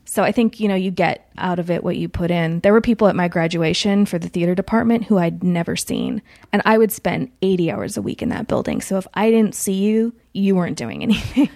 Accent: Chico, California, United States; moved away; I'm from Chico, California, which is about two hours north of Sacramento

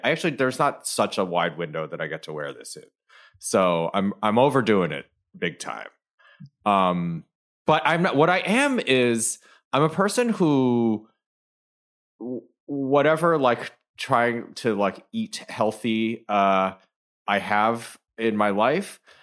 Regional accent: Michigan, United States; I'm, I'm from Michigan

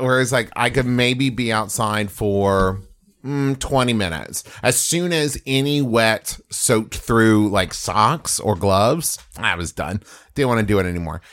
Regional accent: West Virginia, United States; moved away as an adult; also born or lived in Oklahoma; I grew up in West Virginia

